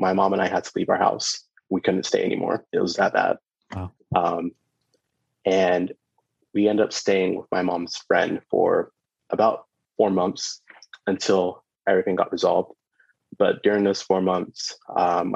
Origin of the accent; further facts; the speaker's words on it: Orlando, Florida, United States; also born or lived in Brooklyn, New York / United Kingdom; I was born in Brooklyn, but I grew up in Orlando and spent some time as a kid in the UK, because that's where my mom's from